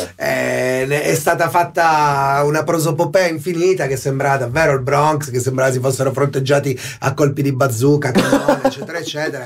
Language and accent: Italian; Nichelino, Piedmont, Italy; mia mamma fa la maestra dell'elementare, mio papà è un, un impiegato. E, e arrivo da Nichelino